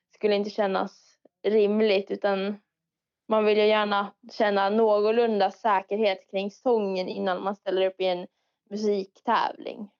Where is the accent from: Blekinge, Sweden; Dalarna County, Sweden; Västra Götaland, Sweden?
Dalarna County, Sweden; jag är från Dalarna